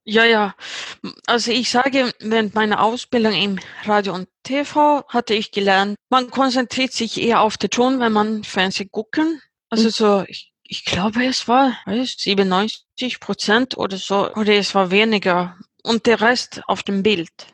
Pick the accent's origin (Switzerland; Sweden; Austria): Sweden; Uppsala, Uppsala County; German is a second language; Ich bin 38 Jahre alt und ich sitze im Uppsala, Schweden, wo ich herkomme.